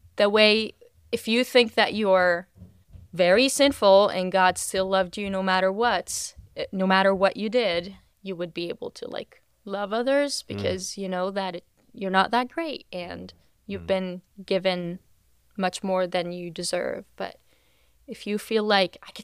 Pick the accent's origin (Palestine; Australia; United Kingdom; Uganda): Palestine; West Bank; moved away as an adult; So I'm from the West Bank, lived in the West Bank most of my life, first 22 years.